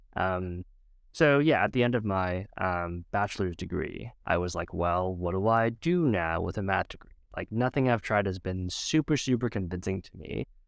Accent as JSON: {"language": "English", "town": "Edmonton", "region": "Alberta", "country": "Canada", "tie": "born or raised there", "said": "I was born in Edmonton, Alberta, Canada, to two parents, immigrants, Vietnam."}